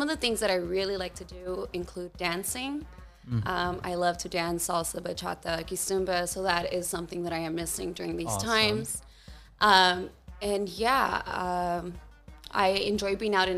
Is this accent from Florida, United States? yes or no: no; Norwalk, California, United States; I was born and raised in Norwalk, California, so a bit south from here, maybe about an hour